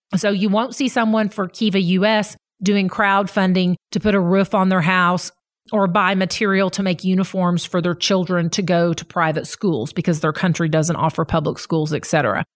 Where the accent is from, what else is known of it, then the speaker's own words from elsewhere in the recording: Fayetteville, Arkansas, United States; also born or lived in Delaware County, Oklahoma; now in Grove, United States; I grew up going to elementary school in Fayetteville